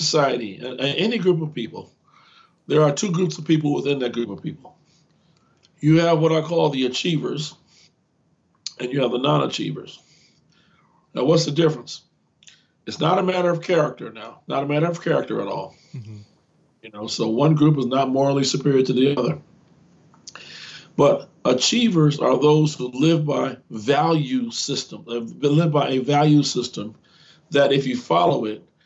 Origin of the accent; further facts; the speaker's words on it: Gary, Indiana, United States; I grew up in the Chicago area, in Gary, Indiana, to be exact.